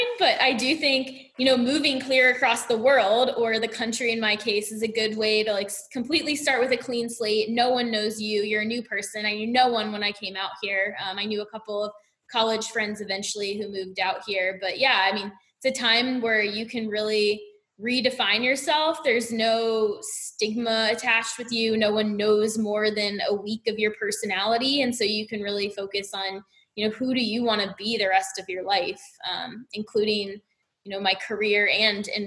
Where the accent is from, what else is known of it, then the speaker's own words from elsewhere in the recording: Southeast, United States; And I'm from the Southeast.